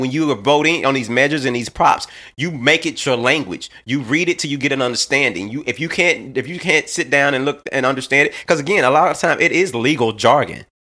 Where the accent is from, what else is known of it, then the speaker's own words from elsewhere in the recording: Little Rock, Arkansas, United States; I'm from Little Rock, Arkansas